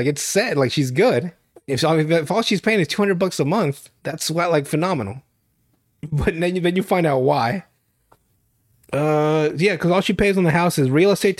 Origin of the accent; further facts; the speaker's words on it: Nicaragua; I come from Nicaragua.